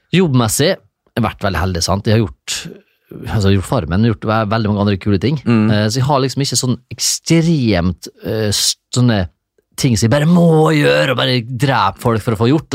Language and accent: Norwegian; Isfjorden, Møre og Romsdal, Norway; now in Horten, Norway; jeg kommer fra Isfjorden